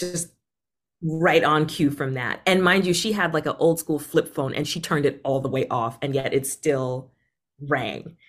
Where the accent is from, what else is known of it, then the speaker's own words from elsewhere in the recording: Boston, Massachusetts, United States; also born or lived in Caribbean; I also grew up in a part of Boston that's just, like, very much safe, white collar, not in the news